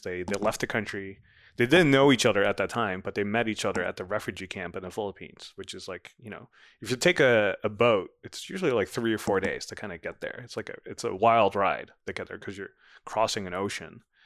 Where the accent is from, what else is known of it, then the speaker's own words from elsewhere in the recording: Netherlands; moved away as an adult; now in United States; I grew up in the Netherlands